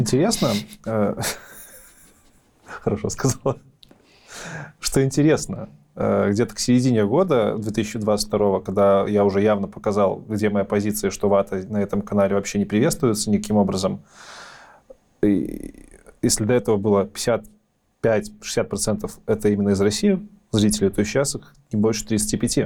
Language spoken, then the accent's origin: Russian; Belarus; Я белорус